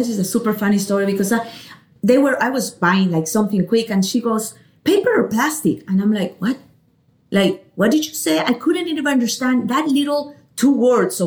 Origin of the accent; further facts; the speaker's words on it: Ecuador; English is a second language; moved away as an adult; now in United States; I grew up in Ecuador.